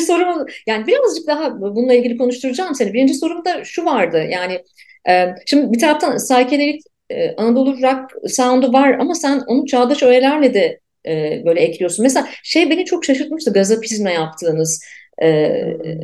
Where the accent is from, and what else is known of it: Ankara, Turkey; born or raised there